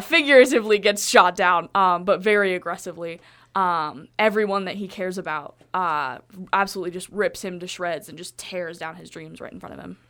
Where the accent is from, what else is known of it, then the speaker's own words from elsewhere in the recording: Colorado, United States; I am from Colorado